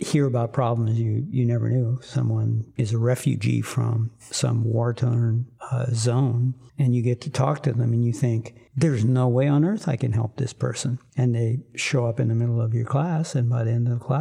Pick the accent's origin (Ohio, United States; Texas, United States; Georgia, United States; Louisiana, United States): Louisiana, United States; South; I grew up in South Louisiana